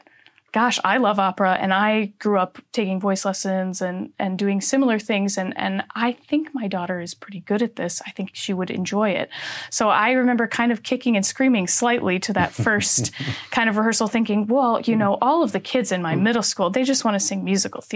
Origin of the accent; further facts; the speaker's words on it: Minneapolis, Minnesota, United States; moved away as an adult; So I am from Minneapolis, Minnesota, originally, and that's where I grew up